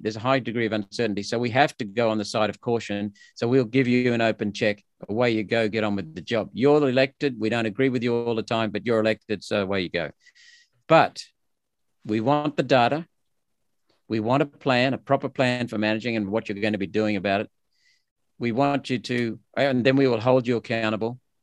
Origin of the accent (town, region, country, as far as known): Australia; born or raised there; also born or lived in India